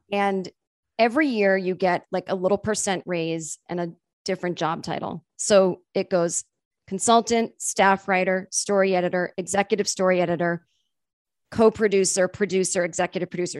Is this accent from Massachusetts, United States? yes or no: yes; Massachusetts, United States; I'm from Massachusetts and we say Mary